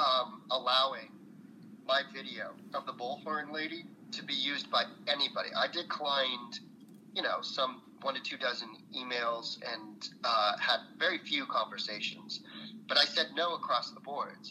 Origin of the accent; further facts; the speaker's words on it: San Francisco Bay Area, California, United States; now in Southern California, United States; I'm from the San Francisco Bay Area. My folks met at UC Berkeley, and I was like, this is sort of my backyard